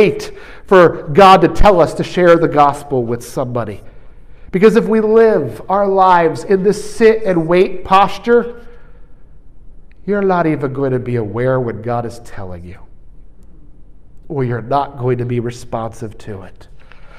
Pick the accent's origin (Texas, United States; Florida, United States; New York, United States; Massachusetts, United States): New York, United States; I'm from New York